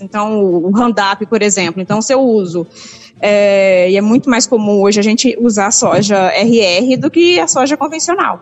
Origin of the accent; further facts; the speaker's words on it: Cassilândia, Mato Grosso do Sul, Brazil; now in Rio Verde, Brazil; Eu sou de Cacilândia, Mato Grosso do Sul.